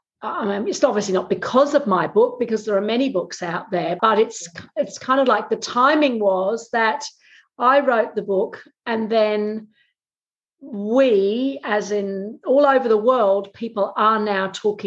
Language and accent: English; England, United Kingdom; accent: Australian; now in Australia; I moved to Australia to live in 1988. So, look, many Australians don't know I'm English, but when I go back to England, everybody thinks I have an Australian accent.